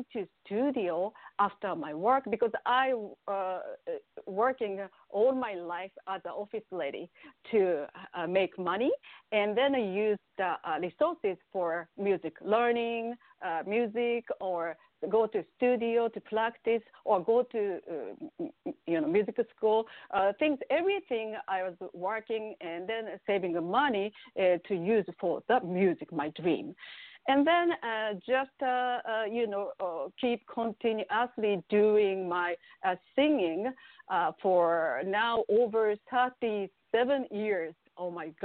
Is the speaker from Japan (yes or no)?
yes; Japan; English is a second language; moved away; I'm from Japan. I was born and raised in Japan